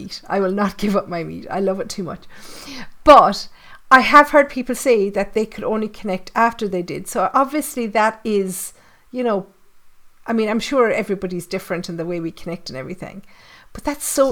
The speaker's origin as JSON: {"language": "English", "country": "Ireland", "said": "I'm Irish. I live in the Irish countryside"}